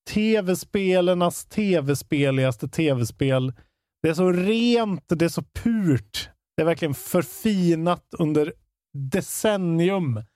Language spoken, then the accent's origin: Swedish; Karlstad, Värmland, Sweden; Men det är för att jag är från Karlstad också.